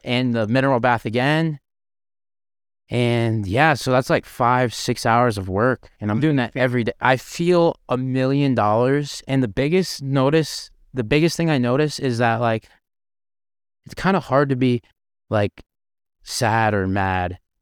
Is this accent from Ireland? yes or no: no; Canada; now in Las Vegas, United States; I'm a Canadian